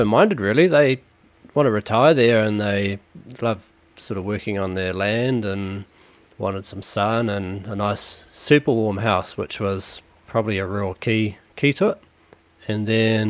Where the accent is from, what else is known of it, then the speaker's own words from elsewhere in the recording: New Plymouth, Taranaki, New Zealand; now in Auckland, New Zealand; I'm originally from Taranaki, New Plymouth